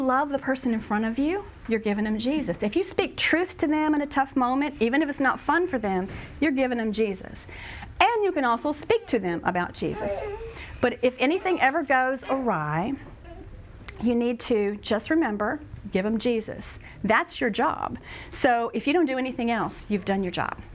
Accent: Texas, United States; I'm from Texas, so it's coming out

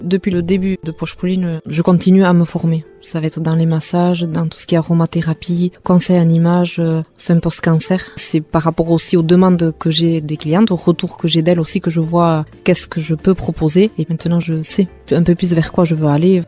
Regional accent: Hasparren, Nouvelle-Aquitaine, France; first language Basque; French is a second language; also born or lived in Mendionde; je suis native d'Asparin, j'ai 41 ans

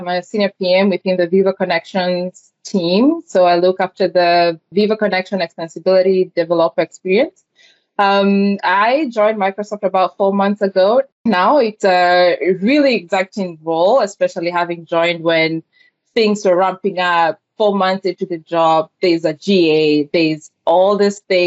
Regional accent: Kenya; English is a second language; moved away as an adult; also born or lived in Georgia, United States; now in Atlanta, United States; I was born and raised in Kenya

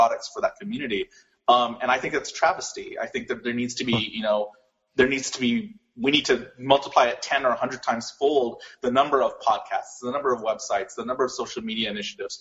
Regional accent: Los Angeles, California, United States; I was born in Hollywood, California

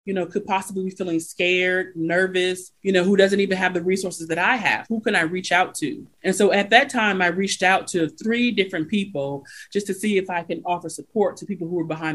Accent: Detroit, Michigan, United States; moved away as an adult; also born or lived in Sacramento, California / Tuskegee, Alabama / San Francisco, California; I was raised in Detroit

